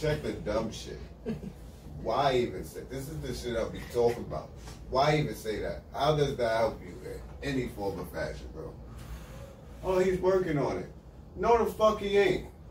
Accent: New York, United States; I'm from New York

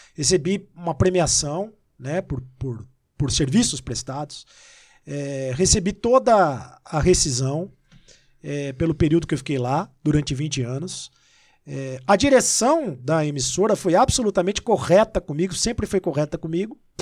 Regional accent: Itapira, São Paulo, Brazil; moved away as an adult; also born or lived in Rio de Janeiro; now in São Paulo, Brazil; Eu sou do interior de São Paulo, eu sou de Itapira. É, e eu sou paulistano. Sou paulistano é paulista, porque nasci em São Paulo e, e, e fui para Itapira com um ano e, e três meses

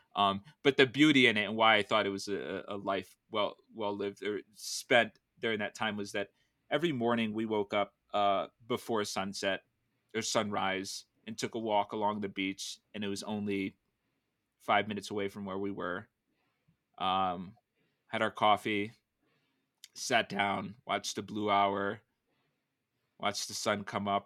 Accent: Danbury, Connecticut, United States; moved away as an adult; also born or lived in San Francisco; where I grew up in the East Coast

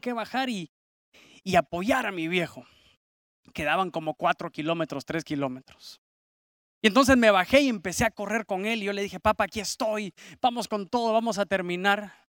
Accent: San Pedro Sula, Cortés, Honduras; aquí en, en nuestra ciudad, en San Pedro Sula

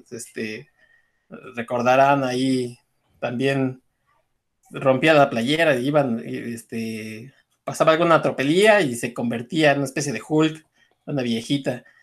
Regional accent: Mexico; cómo somos los mexicanos

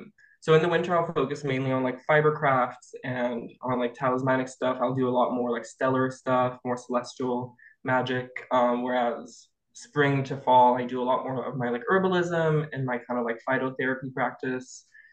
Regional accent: Quebec, Canada; I'm from Quebec originally.

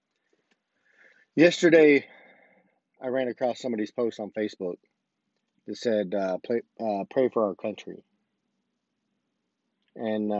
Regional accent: United States; as an American, as a U.S. citizen

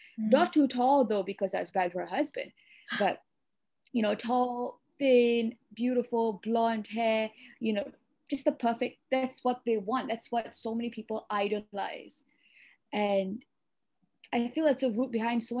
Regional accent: Malaysia; I'm Sri Lankan Malaysian

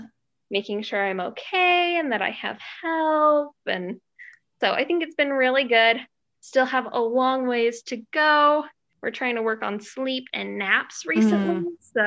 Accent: Utah, United States; We're both from Utah, just kind of local.

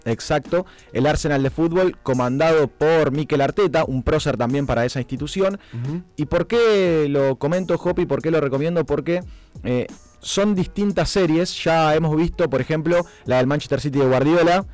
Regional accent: Argentina; nosotros los argentinos

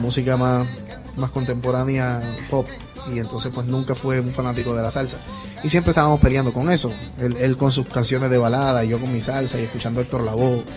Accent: Isabela, Puerto Rico; yo estuve en, en la banda escolar de, de Isabela, mi pueblo, como por 5 o 6 años.

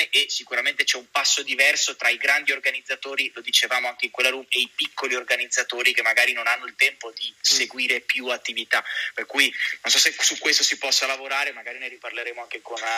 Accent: Treviso, Veneto, Italy; Come sai, certo, io sono di Treviso

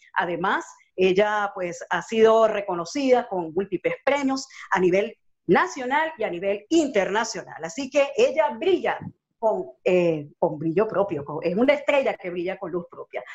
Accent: Venezuela; moved away as an adult; now in Chile; soy de Venezuela, tengo dos años viviendo en Chile

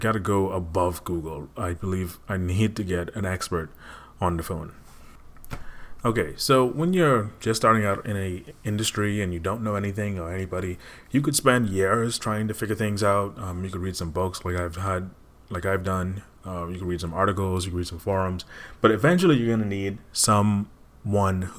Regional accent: Bahamas; now in Connecticut, United States; I am from the Bahamas

